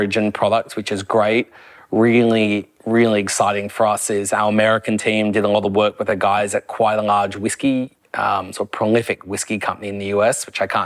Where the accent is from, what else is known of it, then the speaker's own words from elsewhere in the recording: Australia; as an Aussie